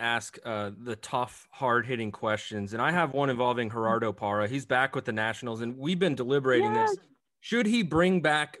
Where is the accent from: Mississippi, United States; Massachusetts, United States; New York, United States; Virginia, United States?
Virginia, United States; Northern; growing up in Northern Virginia